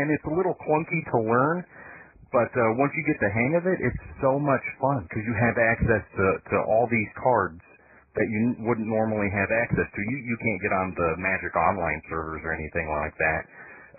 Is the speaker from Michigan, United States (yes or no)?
yes; Michigan, United States; now in Tennessee, United States; I'm from Michigan too